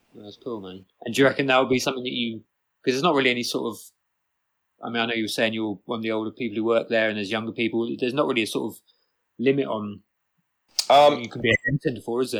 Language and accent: English; Bristol, South West England, United Kingdom; moved away as an adult; also born or lived in rural Ireland; now in Ireland; I'm from Bristol, but at the moment I'm living in fucking rural Ireland.